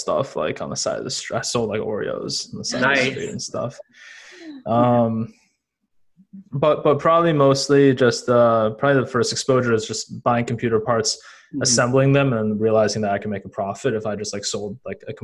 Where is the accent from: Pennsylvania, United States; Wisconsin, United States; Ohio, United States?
Wisconsin, United States; Madison; I grew up in Wisconsin. I was born in Madison, Wisconsin